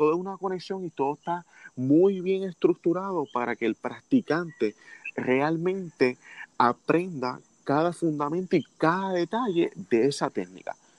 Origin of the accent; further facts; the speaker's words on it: Puerto Rico; siendo el primer puertorriqueño